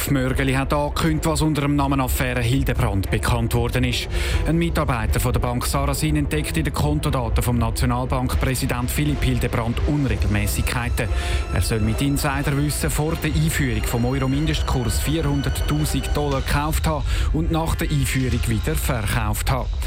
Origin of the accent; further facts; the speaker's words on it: St. Gallen, Switzerland; gerade auch, wo ich herkomme, aus dem Kanton St. Gallen, ist es so, dass ja eben doch der Abbau ganz stark ist in der Fläche